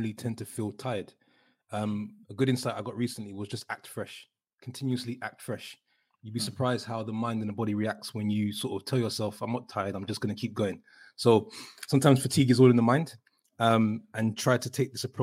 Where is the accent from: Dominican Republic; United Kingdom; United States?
United Kingdom; moved away; coming from the UK, where, you know, investing in property is sort of a well-known asset class or venture, and having access to the UK in being a British passport holder and coming from there